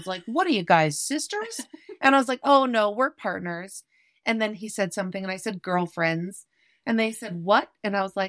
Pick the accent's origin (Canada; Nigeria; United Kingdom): Canada; Calgary, Alberta; also born or lived in Winnipeg, Manitoba; I am from Winnipeg, Manitoba originally, but I've grown up in Calgary, Alberta.